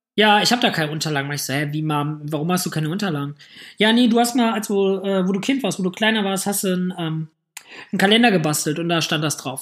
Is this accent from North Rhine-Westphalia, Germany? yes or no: yes; Hamm, North Rhine-Westphalia, Germany; now in Düsseldorf, Germany; Ich komme ja aus Hamm.